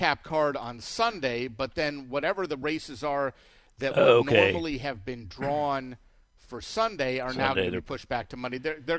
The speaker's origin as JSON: {"language": "English", "region": "Southern California", "country": "United States", "tie": "born or raised there", "said": "I grew up in Southern California."}